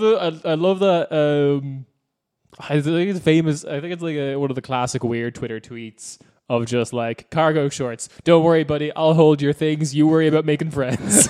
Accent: Cork, Munster, Ireland; I'm from Cork

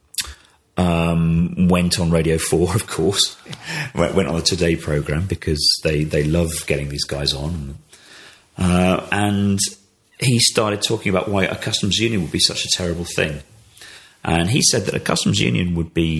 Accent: United Kingdom; British citizens

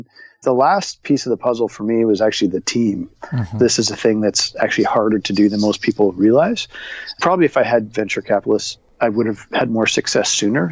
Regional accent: Toronto, Ontario, Canada; my hometown of Toronto.

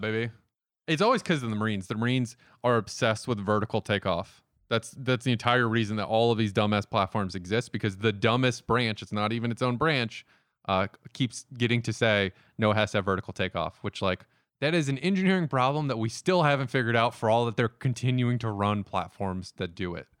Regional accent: the South, United States; we're from the South.

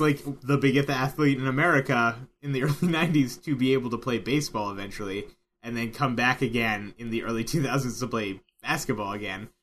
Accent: Maryland, United States; I grew up in Maryland, therefore the O's.

